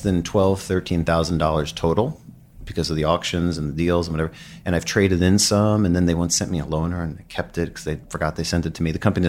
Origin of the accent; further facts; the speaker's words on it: Commack, New York, United States; I grew up in Suffolk County in Long Island in Commack, and I put an ad in the Penny Saver, and people in Queens were my best customers